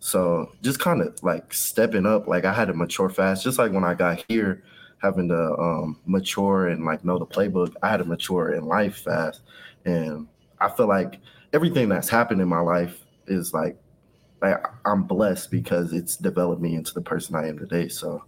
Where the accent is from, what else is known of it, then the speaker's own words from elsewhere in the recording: Kansas City, Kansas, United States; I was raised in Wyandotte County, Kansas, on the Kansas side. So Kansas City, Kansas, all the way up until high school. And that's when I moved to the Kansas City, Missouri side.